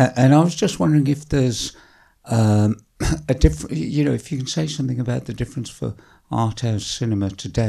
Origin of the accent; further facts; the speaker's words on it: Birmingham, West Midlands, United Kingdom; I'm not a Londoner, but I grew up in Birmingham